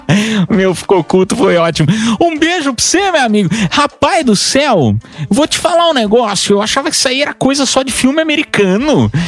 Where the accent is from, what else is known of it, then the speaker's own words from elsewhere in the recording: Piedade, São Paulo, Brazil; eu morava em Piedade, né? Interior de São Paulo